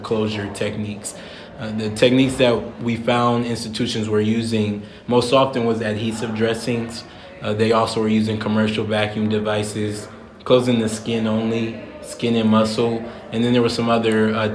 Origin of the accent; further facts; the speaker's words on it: South Bend, Indiana, United States; now in Chicago, United States; I'm from South Bend, Indiana. I'm a general surgery resident at the University of Chicago.